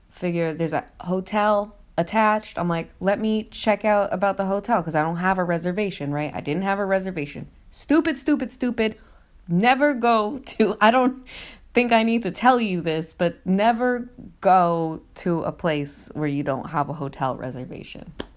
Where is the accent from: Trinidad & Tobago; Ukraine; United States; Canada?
United States; New Jersey; also born or lived in New York; I'm from New York and New Jersey